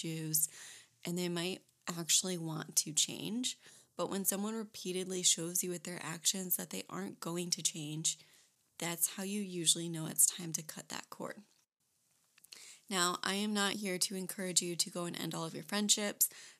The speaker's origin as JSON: {"language": "English", "region": "Michigan", "country": "United States", "also_born_or_lived": "Florida Keys", "moved": "as an adult", "lives_now": "North Carolina, United States", "said": "I am originally from Michigan"}